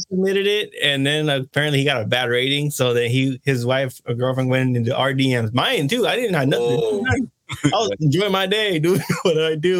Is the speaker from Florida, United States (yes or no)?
no; Gilroy, near San Jose, California, United States; Like, bro, I'm from Gilbert.